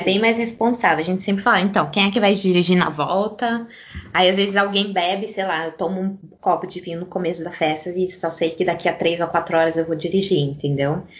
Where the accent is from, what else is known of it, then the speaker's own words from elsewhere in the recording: Brazil; moved away as an adult; now in Italy; já faz mais de dez anos que eu moro aqui, até hoje quando eu falo que eu sou brasileira